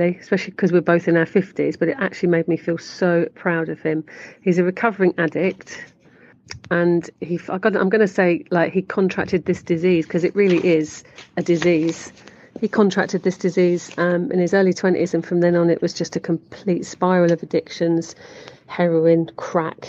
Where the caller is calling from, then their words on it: Barcelona, Catalonia, Spain; calling from sunny Barcelona